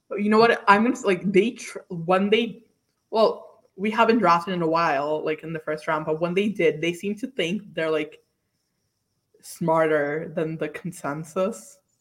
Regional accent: New York City, New York, United States; I'm from Staten Island

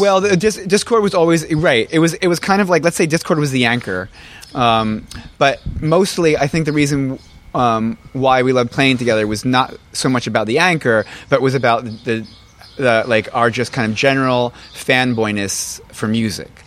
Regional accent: New Jersey, United States; I'm from from Jersey

